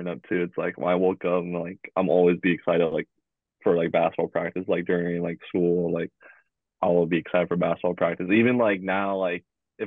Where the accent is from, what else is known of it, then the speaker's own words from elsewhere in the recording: Oxnard, California, United States; where I'm from, even Jordan to, like, Oxnard area